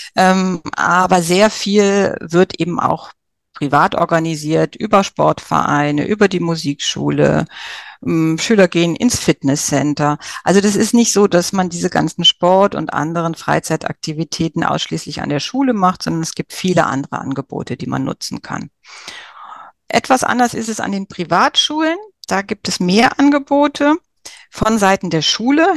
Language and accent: German; Germany; bei uns in Deutschland